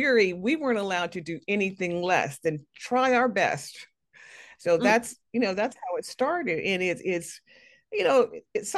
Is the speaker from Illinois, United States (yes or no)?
yes; Chicago, Illinois, United States; I was born in Chicago